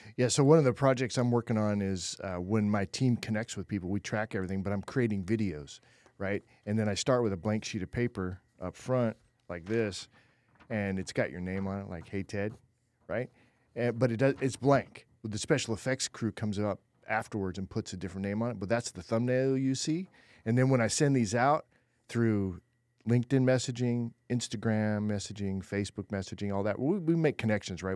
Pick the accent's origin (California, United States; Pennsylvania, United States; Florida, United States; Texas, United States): California, United States; I was born in California